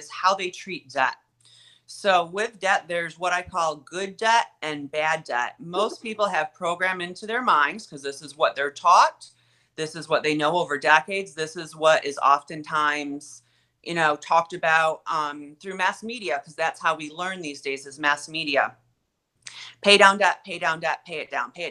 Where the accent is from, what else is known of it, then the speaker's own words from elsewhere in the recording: Olean, New York, United States; moved away as an adult; now in Rochester, United States; I'm originally 2 hours south of Rochester in a tiny town. I think it's technically a city, Olean